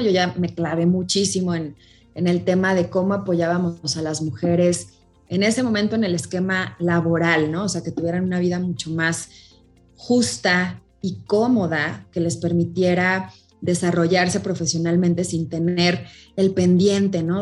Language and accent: Spanish; Celaya, Guanajuato, Mexico; moved away as an adult; now in Mexico City, Mexico; yo soy originaria de Celaya, Guanajuato